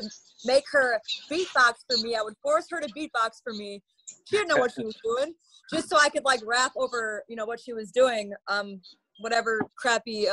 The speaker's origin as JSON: {"language": "English", "town": "Madison", "region": "Wisconsin", "country": "United States", "moved": "yes", "lives_now": "Chicago, United States", "said": "I'm from Madison, Wisconsin, but I've lived in Chicago for about the last 10 years or so"}